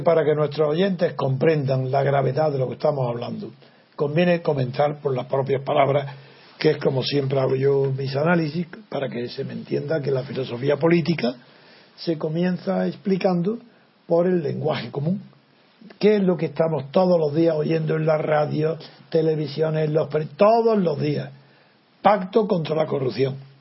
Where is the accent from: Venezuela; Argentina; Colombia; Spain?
Spain; Órgiva, Andalusia; el cura de mi pueblo, de Órgiva